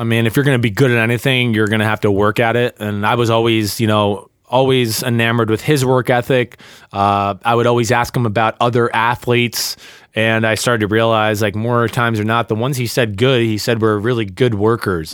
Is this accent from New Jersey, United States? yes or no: yes; New Jersey, United States; I grew up in North Jersey